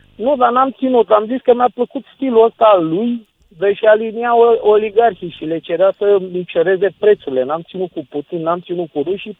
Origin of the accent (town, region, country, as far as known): Romania